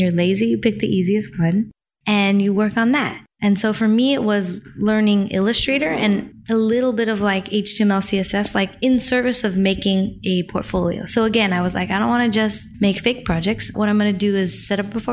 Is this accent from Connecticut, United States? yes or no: yes; New Haven, Connecticut, United States; we were living in Connecticut